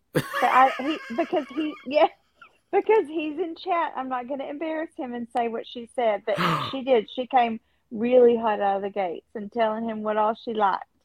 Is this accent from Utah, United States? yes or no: no; Texas, United States; When I was in grade school, because I grew up in Texas